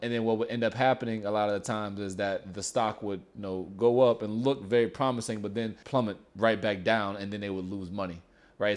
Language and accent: English; Louisiana, United States; now in El Paso, United States; I'm from Louisiana